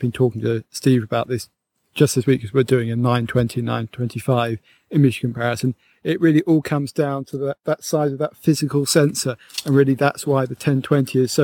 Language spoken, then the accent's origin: English; England, United Kingdom; here in Britain